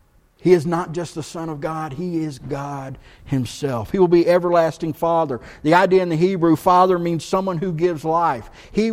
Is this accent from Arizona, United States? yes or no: no; Texas, United States; now in Blowing Rock, United States; I'm from Texas, and so when people back home, where do you live? I live in Blowing Rock. They don't know. So you know what I say? I live in Blowing Rock, which is near Boone.